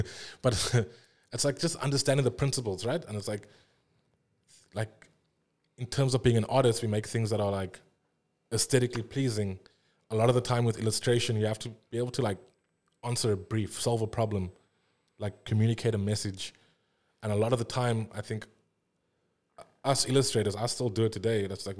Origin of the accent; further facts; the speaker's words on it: South Africa; I think a lot of the time, like as any South African illustrator, I think our work is also inherently like South African